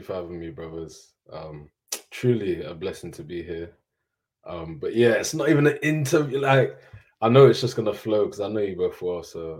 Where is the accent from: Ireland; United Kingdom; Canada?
United Kingdom; Leicester, East Midlands; moved away; also born or lived in Birmingham; So I love Birmingham, but Leicester's home. Grew up there quite comfortably, to be fair.